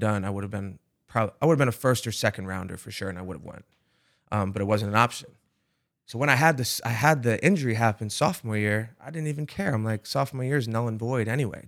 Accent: Rhode Island, United States; I'm from Rhode Island, which is a small, very small hmm. place

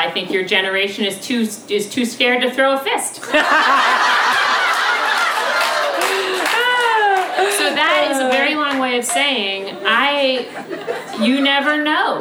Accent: Villanova, Pennsylvania, United States; moved away as an adult; we were raised in Villanova, right near Villanova University

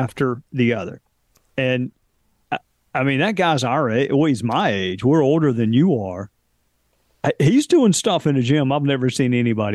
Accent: the South, United States; I'm from the South

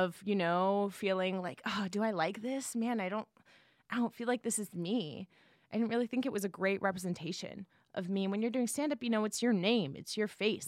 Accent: San Jose, California, United States; moved away; I'm from the Bay Area, San Jose, Okay. Silicon Valley

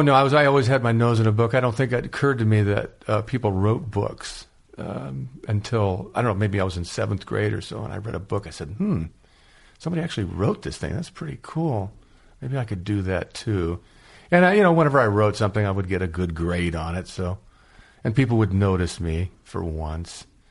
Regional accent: San Diego, California, United States; also born or lived in Los Angeles; now in Chadron, United States; Growing up in San Diego, I disliked Los Angeles

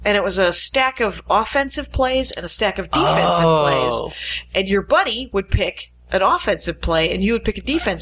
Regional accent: outside Milwaukee, Wisconsin, United States; now in Los Angeles, United States; I am from Wisconsin. I'm from Milwaukee. I'm from outside Milwaukee

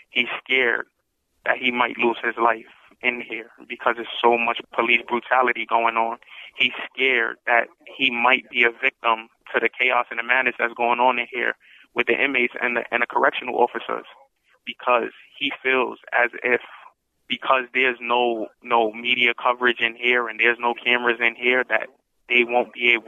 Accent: New York City, New York, United States; I was born and raised in Harlem, New York

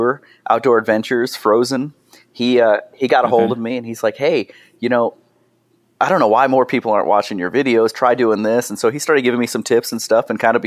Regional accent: New York, United States; I'm from New York

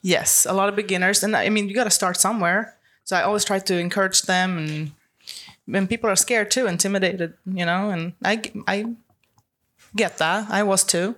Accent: Sweden; English is a second language; moved away as an adult; also born or lived in Los Angeles, United States; now in Florida, United States; I'm originally from Sweden, but I've lived in Florida for the past seven years

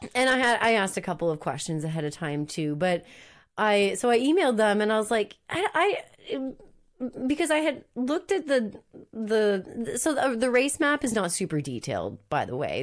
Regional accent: Moncton, New Brunswick, Canada; moved away; Moncton, New Brunswick, which is my hometown.

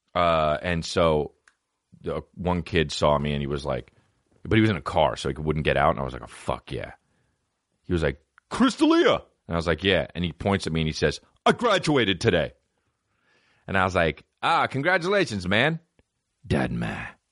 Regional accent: East Coast, United States; I'm from the East Coast

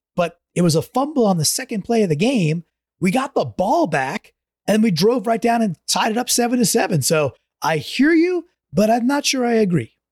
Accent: Long Island, New York, United States; I grew up on Long Island

